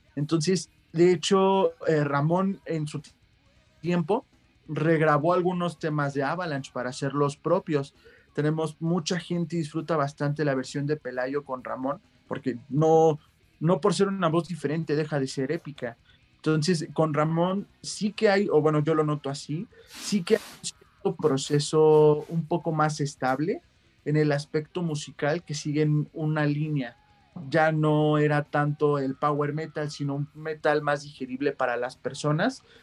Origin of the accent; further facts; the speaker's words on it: Mexico; como mexicanos